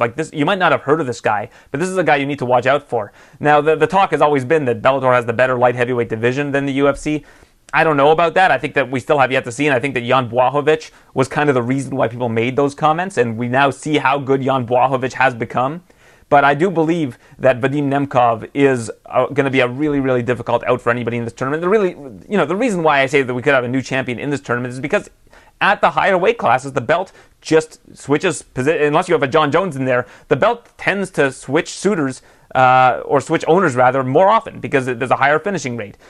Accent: Canada

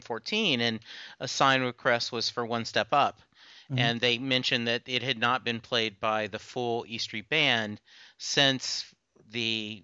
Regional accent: Lake Charles, Louisiana, United States; I grew up in the Army. My dad was in the Army. We moved around a lot, but my high school was spent in Lake Charles, Louisiana.

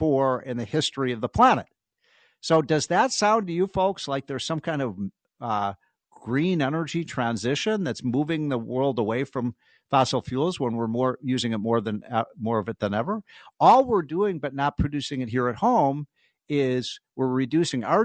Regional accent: Chicago, Illinois, United States; I'm from Chicago

